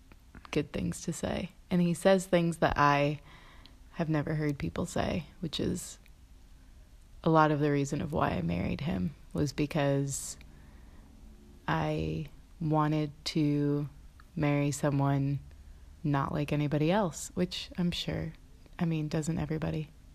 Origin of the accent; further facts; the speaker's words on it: Mississippi, United States; I came from Mississippi to Philadelphia, and from Philadelphia traveled to Nashville